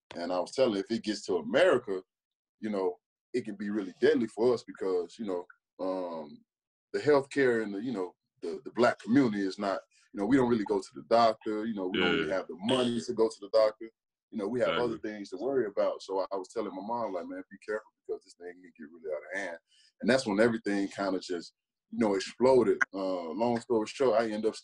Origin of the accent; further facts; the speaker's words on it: West Memphis, Arkansas, United States; moved away as an adult; I grew up in a town where there's no more than 24,000 people